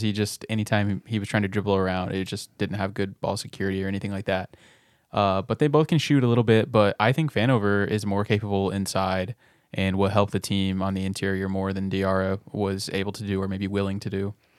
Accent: Nixa, Missouri, United States; Nixon, Missouri, uh, my hometown.

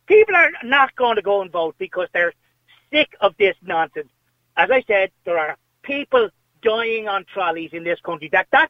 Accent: Ireland; I'm actually not proud of being Irish anymore

